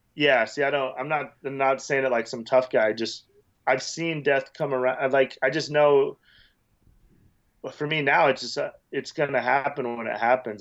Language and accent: English; Wyoming, United States; moved away as an adult; also born or lived in Las Vegas; I grew up in Wyoming, a small town